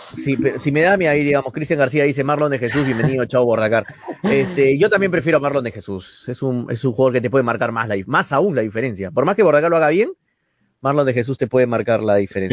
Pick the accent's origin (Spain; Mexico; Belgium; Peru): Peru